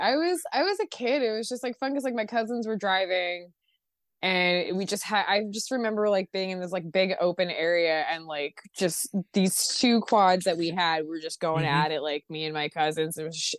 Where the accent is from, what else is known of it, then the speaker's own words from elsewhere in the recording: Trenton, New Jersey, United States; I grew up in Trenton.